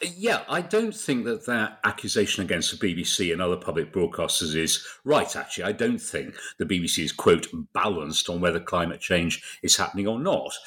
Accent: Bradford, Yorkshire and the Humber, United Kingdom; moved away as an adult; also born or lived in London; I was from Bradford

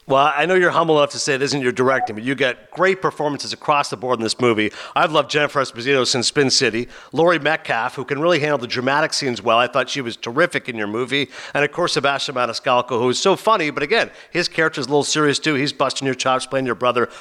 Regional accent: Canada; I was born and raised in Canada, but my family's Pakistani

